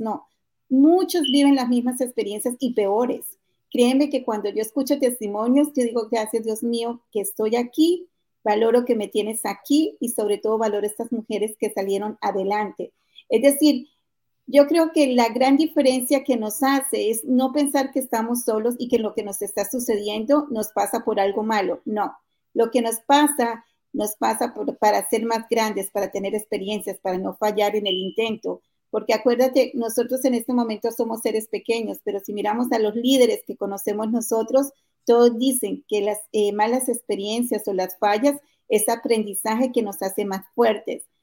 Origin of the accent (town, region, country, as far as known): Colombia; moved away as an adult; now in United States